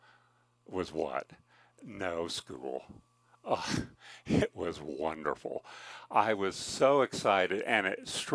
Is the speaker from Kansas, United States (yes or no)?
yes; Kansas, United States; moved away as an adult; also born or lived in California; I grew up in Kansas